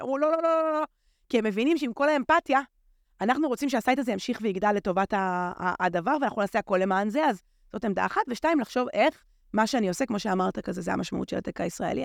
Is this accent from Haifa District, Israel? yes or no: yes; Haifa, Haifa District, Israel; אני פשוט גדלתי בחיפה, זה מקום יקר לליבי מאוד